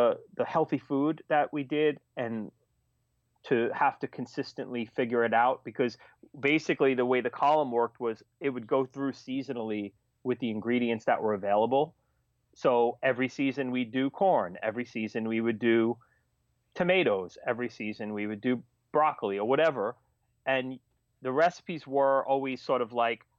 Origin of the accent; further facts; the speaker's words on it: New York City, New York, United States; one of them was in Staten Island, which was my hometown